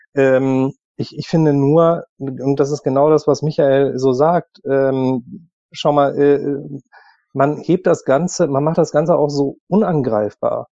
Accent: Germany; wir Deutschen

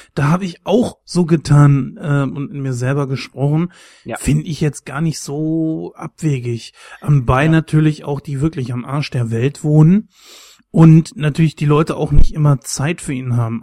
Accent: Germany; mich als Deutscher

